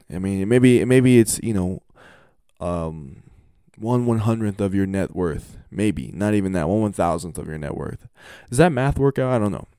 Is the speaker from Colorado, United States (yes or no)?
yes; Colorado, United States; Colorado, Colorado, my home state